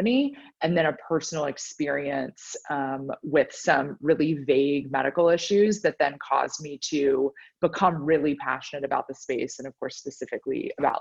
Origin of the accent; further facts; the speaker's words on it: Dallas, Texas, United States; also born or lived in Nashville, Tennessee / Boston, Massachusetts; now in Austin, United States; I'm actually a Texan born and bred, so was born in Dallas, spent much of my life there. So obviously my whole youth until I went to college at Vanderbilt in Tennessee